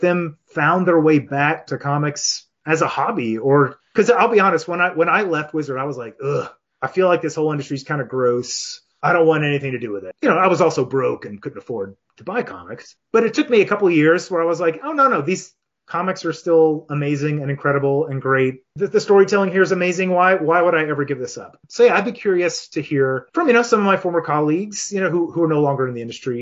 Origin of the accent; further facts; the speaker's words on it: Chattanooga, Tennessee, United States; I moved back to Chattanooga, my hometown, in 2011